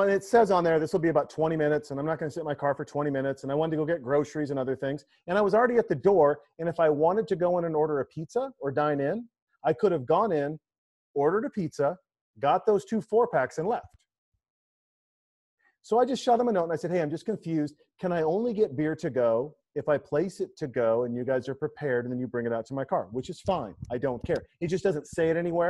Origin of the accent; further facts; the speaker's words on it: Montana, United States; in Montana, where I grew up